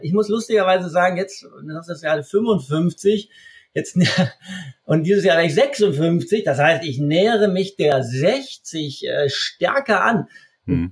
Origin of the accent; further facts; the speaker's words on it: Essen, North Rhine-Westphalia, Germany; moved away as an adult; also born or lived in Munich; ich bin aus Essen, bin aus dem Ruhrgebiet, als ich dann weggegangen bin nach München